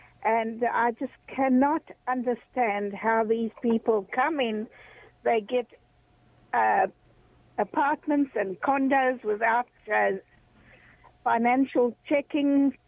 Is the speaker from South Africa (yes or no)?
yes; South Africa; moved away; My comment is that I came here in 1996 from South Africa.